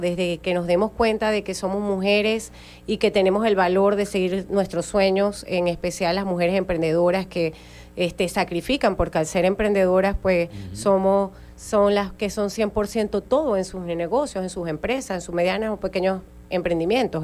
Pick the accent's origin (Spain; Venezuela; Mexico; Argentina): Venezuela; Zulia; las mujeres en el Estado Zulia eh, seguimos siendo parte y somos parte importante del Zulia productivo